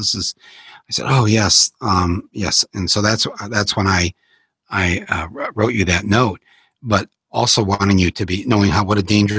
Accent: Midwest, United States; we're Midwestern corn-fed men, white men.

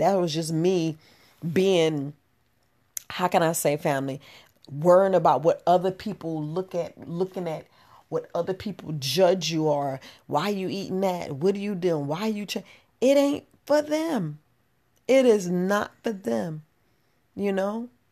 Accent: New York, United States; moved away as an adult; I grew up in New York

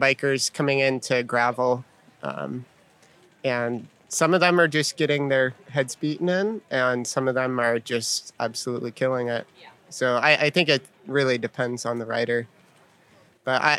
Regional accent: Boulder, Colorado, United States; I'm from Boulder, so I've been training on gravel roads ever since I first started riding

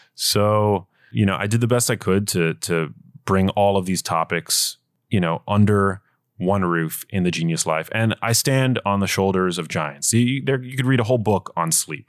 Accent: New York City, New York, United States; I grew up in New York City

